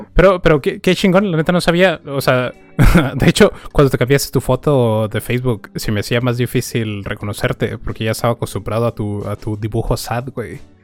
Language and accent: Spanish; northern Mexico, Mexico; nosotros tres somos, este, somos norteños